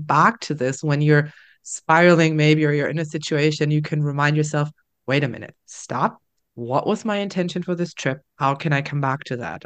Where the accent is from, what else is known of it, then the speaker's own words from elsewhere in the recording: Germany; now in Netherlands; we are traveling back to my home country, Germany. We're traveling back to Berlin